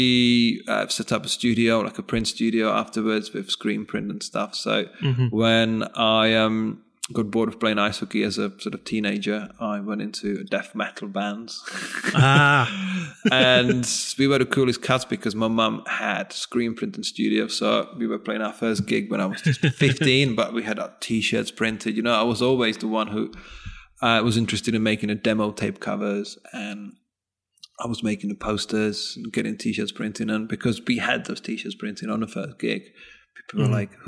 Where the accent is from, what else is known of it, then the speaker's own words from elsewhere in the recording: northeast Czech Republic, Czechia; moved away; I grew up in the northeast of Czech Republic, what used to be Czechoslovakia actually at that time